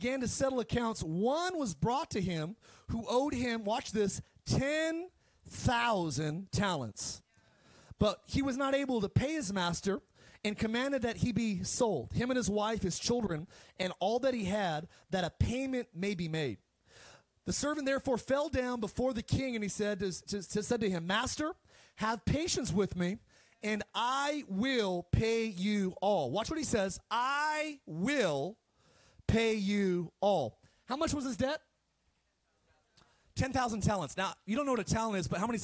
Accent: Palmdale, California, United States; moved away; also born or lived in Eagle Rock, Los Angeles / Idaho; I grew up in Palmdale, and we didn't have a whole lot

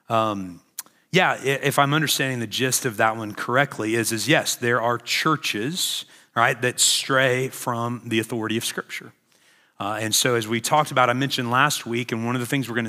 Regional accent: Illinois, United States; Uh, I'm from Illinois.

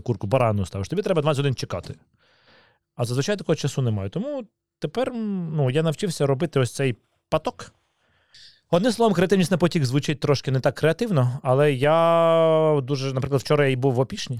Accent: Kyiv, Ukraine; Я народився в Києві, в мене батьки з Києва

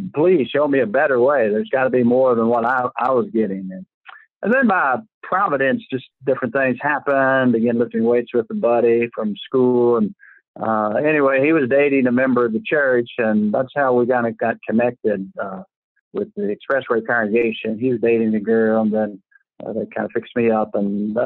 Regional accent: Louisville, Kentucky, United States; now in Somerset, United States; I was born in Louisville, Kentucky

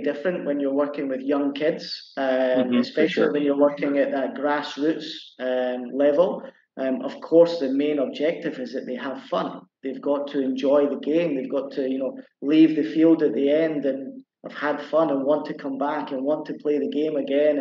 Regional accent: Edinburgh, Scotland, United Kingdom; moved away as an adult; now in Cambodia; I'm from Edinburgh in Scotland, so my local team is Hearts.

